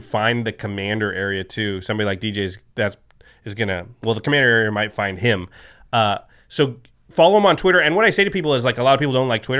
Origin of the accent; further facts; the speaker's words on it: Portland, United States; Well, next time, especially since I'm from Portland, but I was just there.